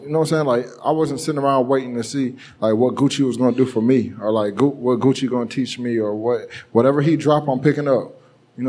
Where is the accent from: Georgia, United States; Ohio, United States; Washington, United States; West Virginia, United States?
Georgia, United States; Marietta; I'm from Marietta